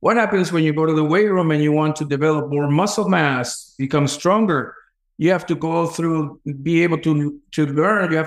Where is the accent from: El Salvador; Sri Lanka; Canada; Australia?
El Salvador; moved away; also born or lived in New York City, United States; I grew up very poor in El Salvador, in a huge poverty in El Salvador, crime-infested neighborhood